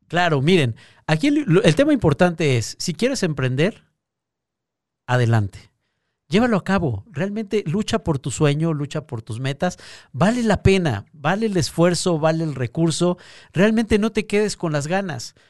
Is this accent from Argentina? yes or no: no; Mexico